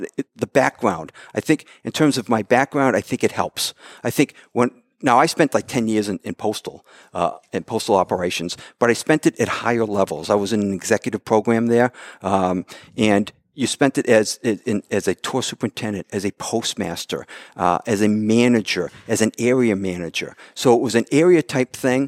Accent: Mansfield, Massachusetts, United States; moved away as an adult; also born or lived in Brooklyn, New York; I'm in Mansfield. I'm growing up in Mansfield

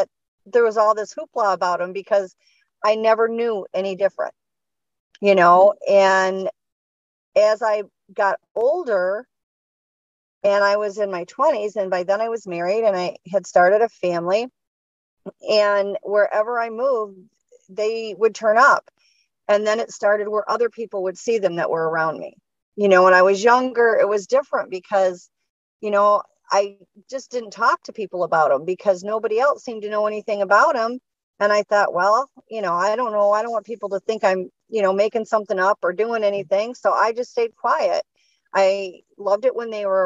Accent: Michigan, United States; Was born and raised in Michigan

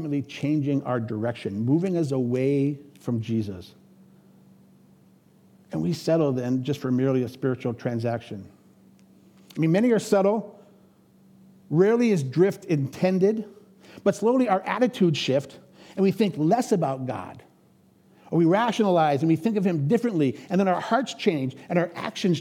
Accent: Erie, Pennsylvania, United States; moved away as an adult; now in Minnesota, United States; I grew up in Pennsylvania on Lake Erie

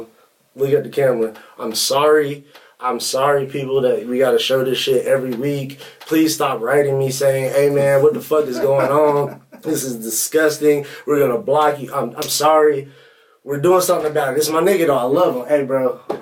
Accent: North Carolina, United States; moved away; I'm from North Carolina, so I'm from the South.

